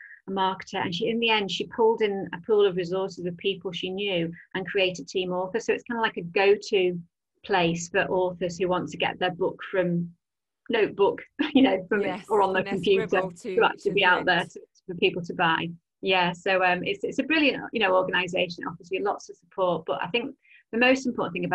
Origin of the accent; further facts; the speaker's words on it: Southport, North West England, United Kingdom; also born or lived in London; now in Liverpool, United Kingdom; I grew up in Southport, which is on the northwest coast.